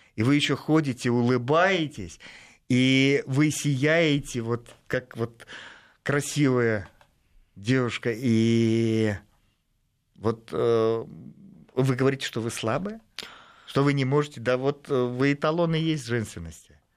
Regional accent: Russia; я из России

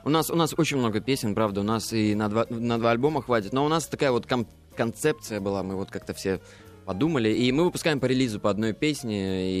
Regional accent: Mogilev, Mogilev Region, Belarus; мы родом, да, из Беларуси, из маленького-маленького городочка Могилев

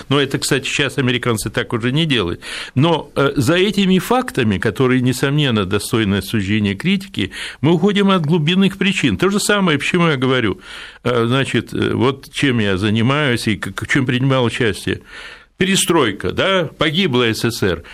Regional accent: Odesa, Odesa Oblast, Ukraine; родился в Одессе

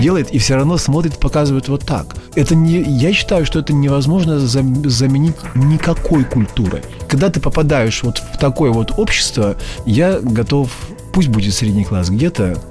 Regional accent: village near Taganrog, Rostov Oblast, Russia; moved away as an adult; now in Moscow, Russia; Я родился в Таганроге

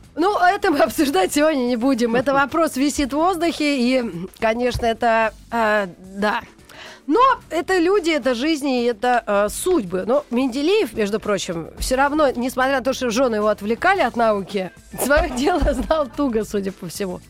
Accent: Russia; я тоже россиянка

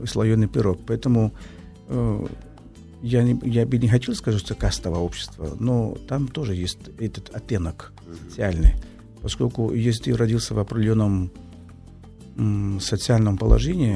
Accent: Brazil

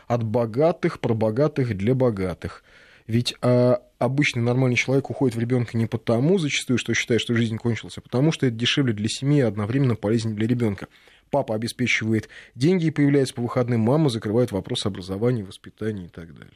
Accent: Moscow, Russia; нормальный такой рабочий район, окраины Москвы

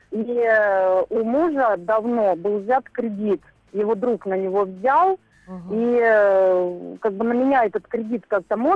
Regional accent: Moscow, Russia; из Москвы.

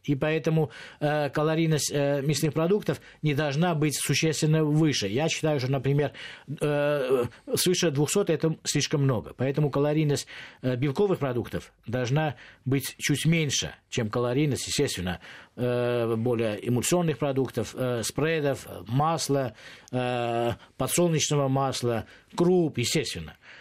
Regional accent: Moscow, Russia; как москвич

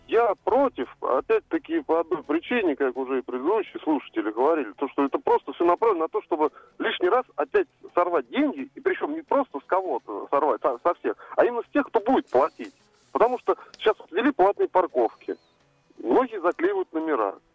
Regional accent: Kaliningrad, Kaliningrad Oblast, Russia; из Калининграда.

